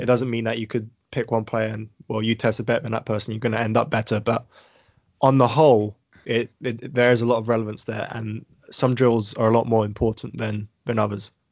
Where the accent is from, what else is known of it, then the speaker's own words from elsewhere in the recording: United Kingdom; being British